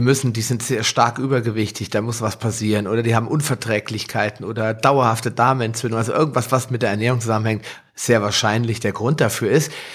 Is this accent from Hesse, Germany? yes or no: yes; Hesse, Germany; bei uns in Hessen